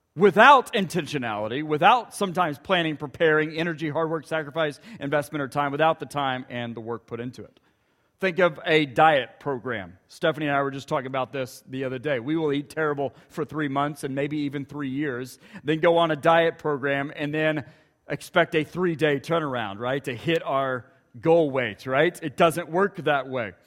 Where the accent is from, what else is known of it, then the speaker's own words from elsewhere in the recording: Ponca City, Oklahoma, United States; moved away; just north of Ponca City, where my hometown is